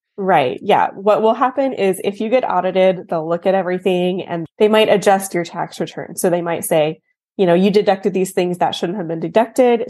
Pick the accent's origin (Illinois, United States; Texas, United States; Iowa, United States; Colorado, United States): Texas, United States; I'm from Texas, born and raised